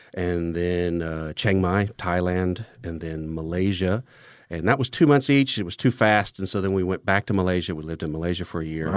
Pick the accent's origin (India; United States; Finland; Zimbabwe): United States; moved away as an adult; now in Spain; an American citizen